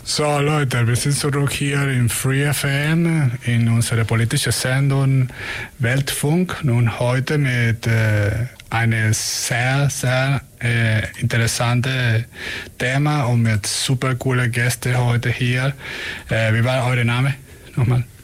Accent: Venezuela; German is a second language; also born or lived in Germany; now in Ulm, Germany; ich komme aus, äh, aus Venezuela

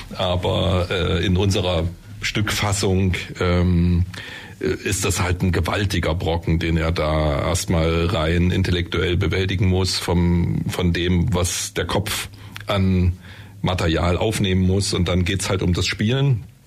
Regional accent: Germany; bei uns in Deutschland

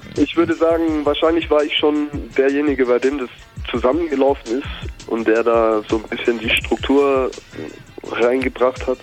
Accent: near Stuttgart, Baden-Württemberg, Germany; also born or lived in Ulm; in der Nähe von Stuttgart hatte ich meine Kindheit und 2002 bin ich mit meiner Familie nach ähm, nach Ulm gezogen

